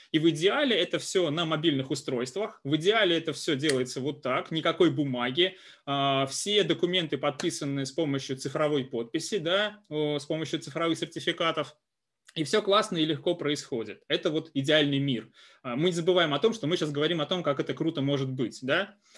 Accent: Kursk, Kursk Oblast, Russia; moved away as an adult; also born or lived in Moscow; я родом из Курска, есть такой прекрасный город э, в э, России

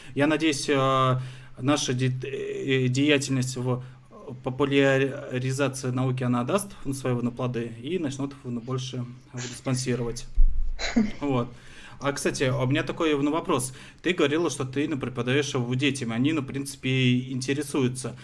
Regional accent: Moscow, Russia; я вот э, родился, вырос на Москве

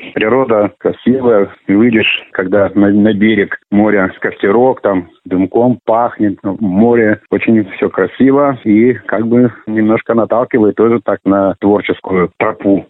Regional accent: Ayan, Khabarovsk Krai, Russia; Родился здесь, в Аяне

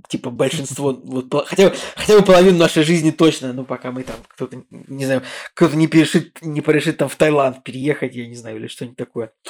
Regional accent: Saint Petersburg, Russia; Мы такие, Санкт-Петербург

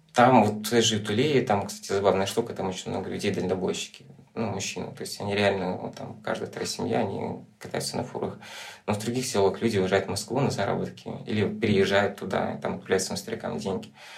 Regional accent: Rîbnița, Transnistria, Moldova; now in Chișinău, Moldova; я родился в Приднестровье

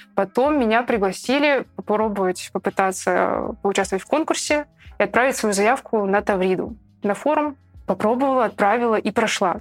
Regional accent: Petropavl, North Kazakhstan Region, Kazakhstan; moved away as an adult; now in Saint Petersburg, Russia; я из маленького города. Я из Петропавловска, Северный Казахстан

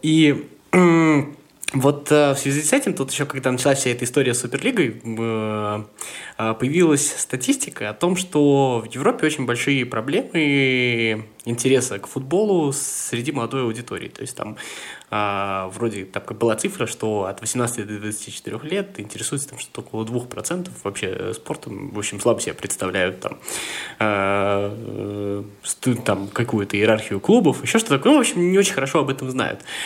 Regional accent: Samara, Samara Oblast, Russia; я из Самары

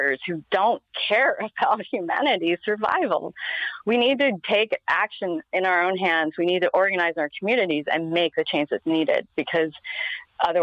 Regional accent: Pennsylvania, United States; moved away; I grew up in Pennsylvania and there's still a lot of, it's still coal country out there

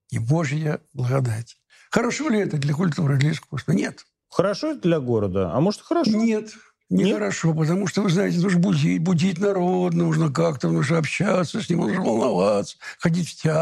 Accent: Moscow, Russia; born there; Я родился в Москве и довольно часто здесь бываю.

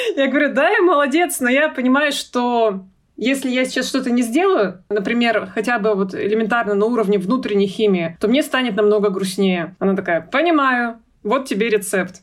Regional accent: Yekaterinburg, Sverdlovsk Oblast, Russia; Я родилась в Екатеринбурге в 88 году. А, всю жизнь живу на Урале

